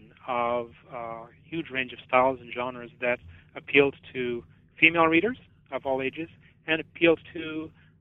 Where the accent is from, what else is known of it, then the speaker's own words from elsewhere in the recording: Canada; I'm Canadian